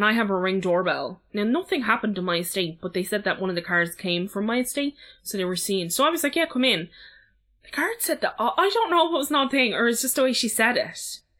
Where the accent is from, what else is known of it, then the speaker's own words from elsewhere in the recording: Dublin, Leinster, Ireland; I've lived in this house for like 15, 16 years. I'm from Ballyfermot.